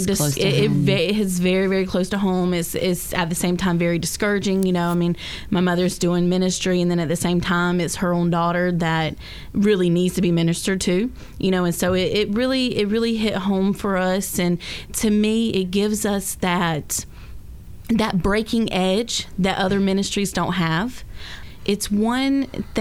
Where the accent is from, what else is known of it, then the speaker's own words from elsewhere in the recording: Jesup, Georgia, United States; moved away as an adult; also born or lived in Brunswick, Georgia / Savannah, Georgia; now in Orlando, United States; I am from Georgia, from Jessup. Originally moved here from Brunswick, Georgia in July